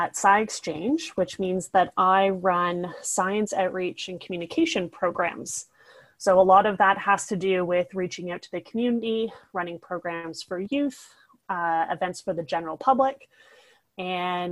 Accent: Toronto, Ontario, Canada; also born or lived in Halifax; now in Toronto, Canada; I grew up in Scarborough, Ontario

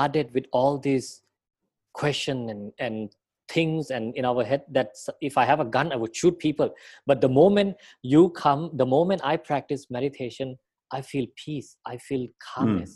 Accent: Thailand; I am Thai. I was born in Thailand

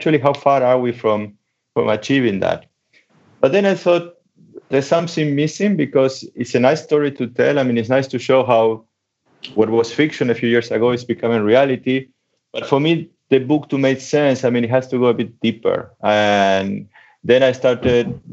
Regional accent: Argentina; moved away as an adult; also born or lived in Germany / United States; now in Leicester, United Kingdom; I'm from Argentina. So I started studying physics in Argentina

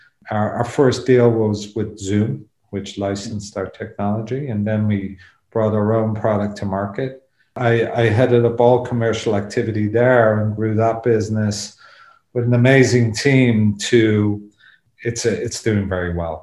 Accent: Dublin, Leinster, Ireland; I grew up in Dublin

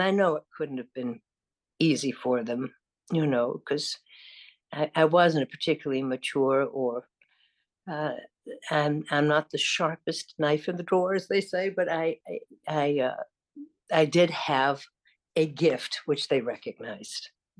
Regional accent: the South, United States; accent: Southern; I was able to neutralize my Southern accent.

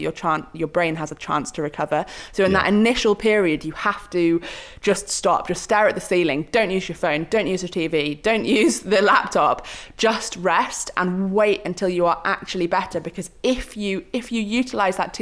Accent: Malvern, West Midlands, United Kingdom; moved away; also born or lived in Sheffield; I did grow up in Malvern

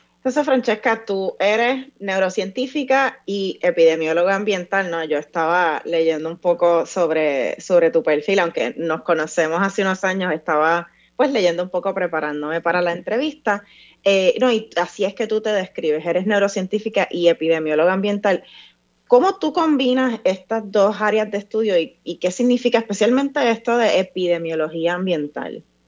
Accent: Vega Alta, Puerto Rico; yo me crié eh, en un campo en Puerto Rico, yo soy de Vega Alta

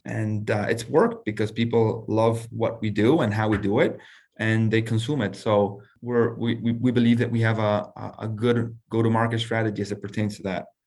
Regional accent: Argentina; moved away as an adult; also born or lived in United States; I'm originally from Argentina.

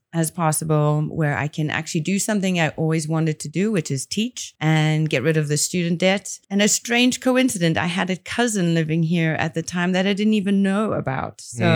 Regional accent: Port Elizabeth, Eastern Cape, South Africa; also born or lived in Grahamstown; Well, always my heart belongs in the Eastern Cape. So living in Port Elizabeth, being in Grahamstown, for me, those were like the highlights.

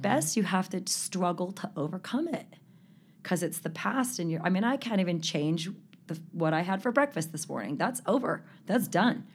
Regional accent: Salt Lake City, Utah, United States; also born or lived in San Fernando Valley, California; he moved us all here in nineteen eighty-six. I was nine years old.

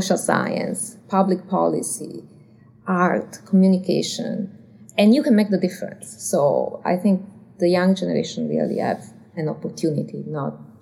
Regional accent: Turin, Piedmont, Italy; English is a second language; moved away as an adult; now in United States; I'm from Italy originally.

